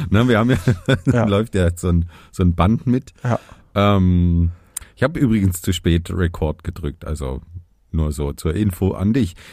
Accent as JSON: {"language": "German", "area": "Lower Franconia", "region": "Bavaria", "country": "Germany", "said": "Ich komme aus Unterfranken."}